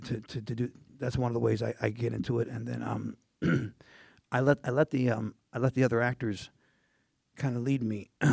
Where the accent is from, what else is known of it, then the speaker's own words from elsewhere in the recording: Indiana, United States; I wanted to look like a corn. I'm from Indiana.